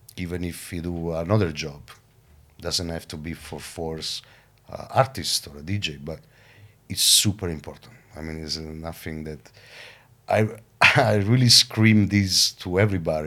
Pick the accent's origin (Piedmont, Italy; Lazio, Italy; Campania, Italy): Campania, Italy; Caserta; my hometown, Caserta, which is like twenty minutes from Napoli